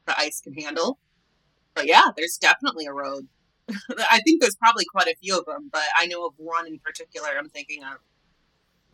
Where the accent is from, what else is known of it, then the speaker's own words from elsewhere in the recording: Wisconsin, United States; growing up in Wisconsin